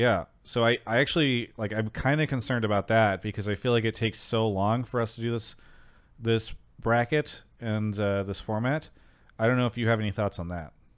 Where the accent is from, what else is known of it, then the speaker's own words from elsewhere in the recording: Temecula, California, United States; I grew up, uh, for s, many years in Temecula